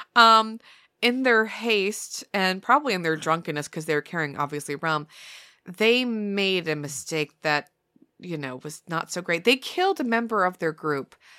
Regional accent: New Hampshire, United States; I'm from New Hampshire

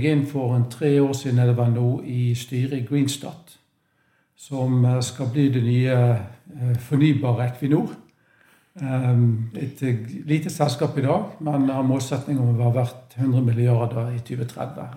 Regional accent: Bergen, Vestland, Norway; accent: Bergen dialect; also born or lived in Manchester; det er vanskelig å skjule at jeg er fra Bergen. Jeg har ikke lagt om dialekten. Um, født der, oppvokst der.

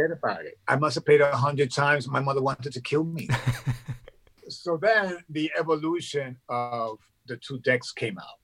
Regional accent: New York City, New York, United States; we lived in Brooklyn, in a ghetto in Brooklyn

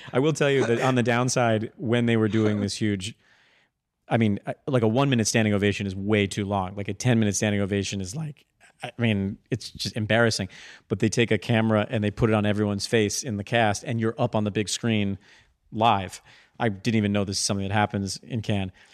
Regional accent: Darien, Connecticut, United States; I grew up in Darien and worked at the Stamford Mall

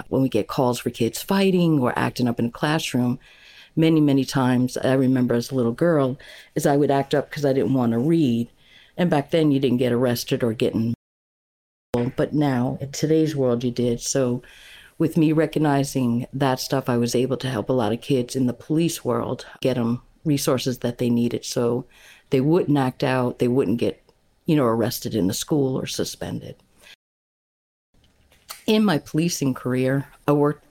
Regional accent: Long Island, New York, United States; moved away as an adult; also born or lived in Tiverton, Rhode Island / Fall River, Massachusetts / South Carolina; I'm a native New Yorker. I was born and raised on Long Island, New York

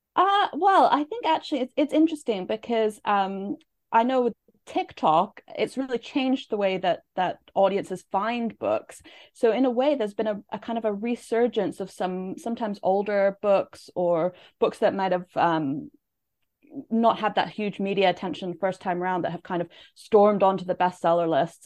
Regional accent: Canada; moved away; I'm from Canada originally.

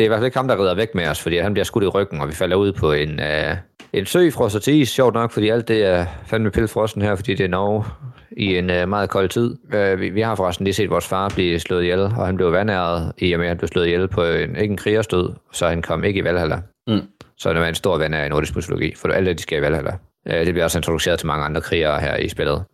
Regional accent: Denmark

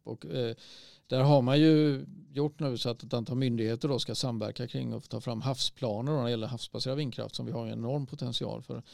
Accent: Sweden; vi som svenskar

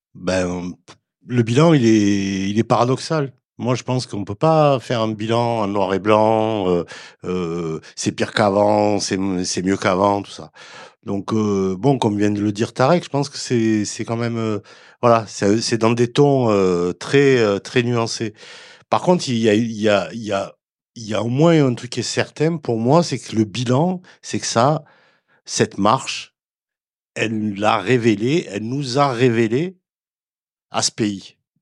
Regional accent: Toulouse, Occitania, France; moi je suis de Toulouse

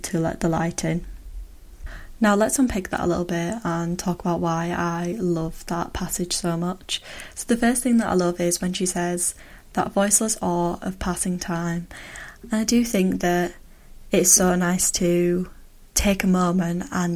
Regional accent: United Kingdom; as a British person

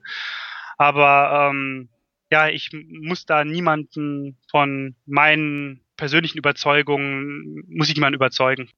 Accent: North Rhine-Westphalia, Germany; in Ostwestfalen, ja. wo ich aufgewachsen bin

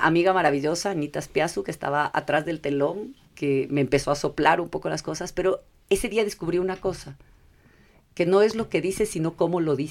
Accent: Ecuador; also born or lived in California, United States; yo nací en California, vine al Ecuador chiquita.

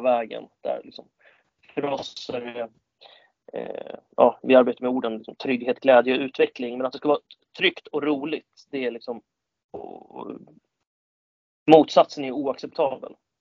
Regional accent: Storvreta, Uppsala County, Sweden; also born or lived in Kalmar; now in Täby, Sweden; jag är från Storvreta utanför Uppsala

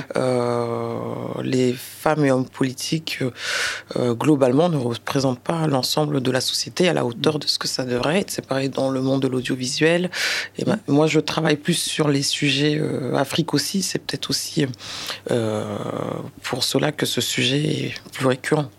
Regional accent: France; mes parents sont originaires du Sénégal. Le Sénégal était euh, un territoire d'outre-mer avant. Voilà, donc je suis né en France

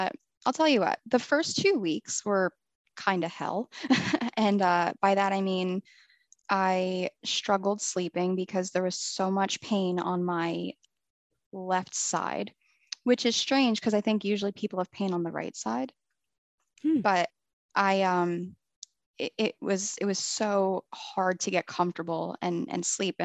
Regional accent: New Jersey, United States; moved away as an adult; now in Florida, United States; I'm from New Jersey, born and raised

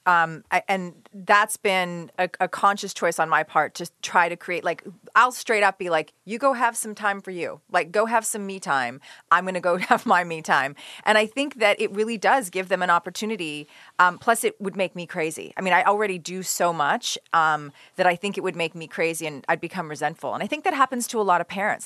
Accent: Lockport, United States; I grew up on Lockport Road in a little town called Lockport

